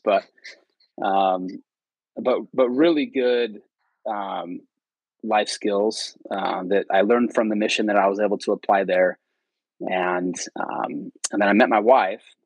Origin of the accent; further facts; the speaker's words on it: Fremont, California, United States; I grew up in Fremont, California, which uh, it's in the Bay Area, close to San Jose, uh, Oakland area